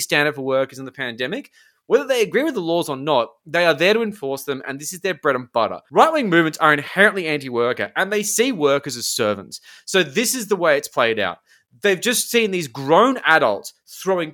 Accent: Sydney, New South Wales, Australia; I'm from the Northern Beaches

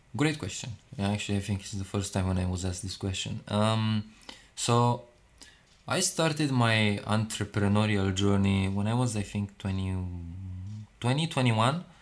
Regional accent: Romania; now in London, United Kingdom; I was born in Romania

